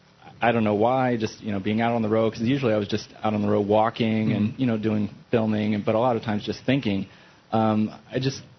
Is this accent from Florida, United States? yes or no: no; Indiana, United States; also born or lived in Hawaii; now in New Hampshire, United States; I grew up in Indiana, though, so I'm pretty used to the weather